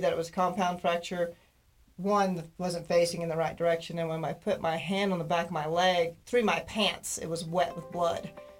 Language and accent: English; Texas, United States; moved away; from my brother and sister. They named me that when I was a baby. I'm from Texas originally.